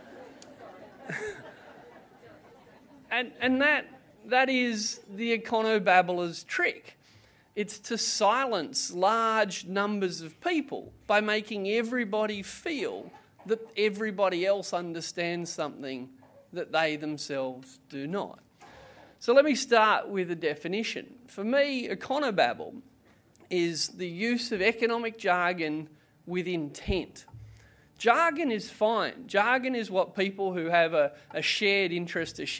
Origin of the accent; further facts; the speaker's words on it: Canberra, Australian Capital Territory, Australia; I'm also from Canberra